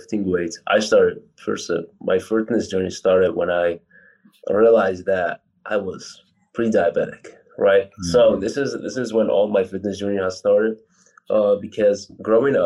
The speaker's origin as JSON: {"language": "English", "country": "Poland", "tie": "born or raised there", "also_born_or_lived": "Iraq / California", "second_language": "English", "said": "I'm originally from Iraq. I moved to Poland where I was 7 years old. And I just like continued to live here"}